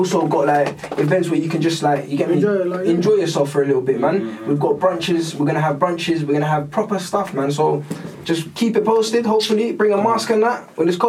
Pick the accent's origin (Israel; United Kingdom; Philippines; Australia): United Kingdom; London; I tell you I'm from London